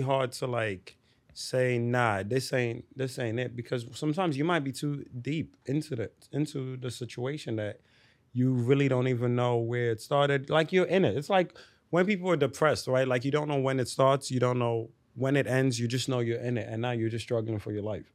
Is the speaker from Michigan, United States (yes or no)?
no; New York City, New York, United States; also born or lived in Delta State, Nigeria; growing up in the Bronx